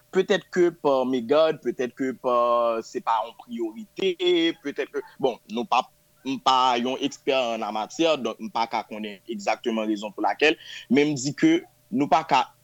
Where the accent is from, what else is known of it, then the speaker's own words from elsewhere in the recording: Port-au-Prince, Ouest, Haiti; moved away as an adult; now in Canada; mwen fet pou a oprense tou e mwen leve nan yon fami de 4 enfans et 3 filles